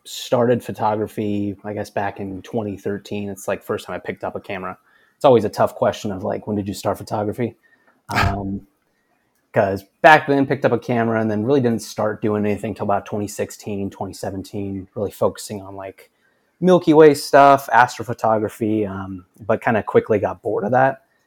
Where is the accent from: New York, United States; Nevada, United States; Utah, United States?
Utah, United States; Cedar City; I grew up in Cedar City, Utah, which is about forty-five minutes north of Zion